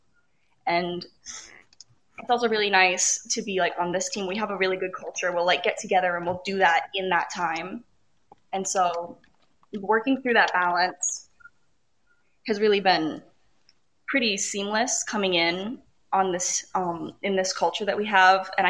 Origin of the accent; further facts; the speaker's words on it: Wisconsin, United States; I'm from Wisconsin